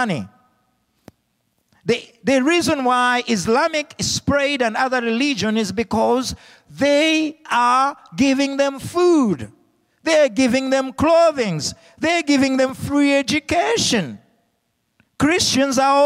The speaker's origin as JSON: {"language": "English", "country": "Zambia", "tie": "born or raised there", "moved": "yes", "said": "Being brought up as a young little boy in Africa without hope"}